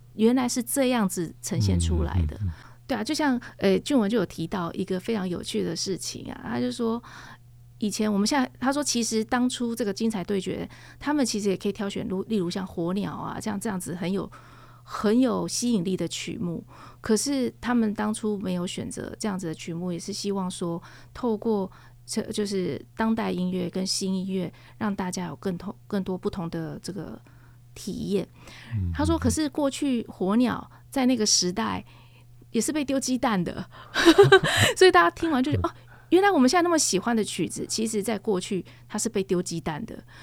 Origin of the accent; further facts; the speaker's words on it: Taiwan; 我们台湾